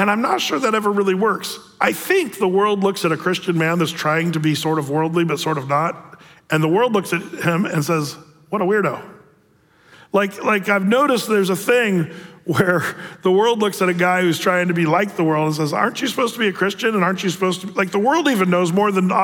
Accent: United States; as American men

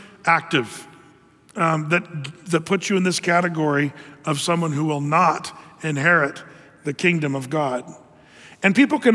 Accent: Ashland, United States; growing up in Ashland, going to school down there

